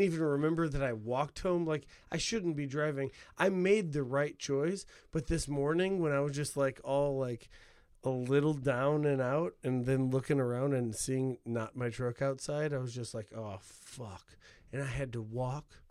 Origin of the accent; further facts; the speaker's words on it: Northwest Indiana, United States; I'm from an hour outside of Chicago in Northwest Indiana.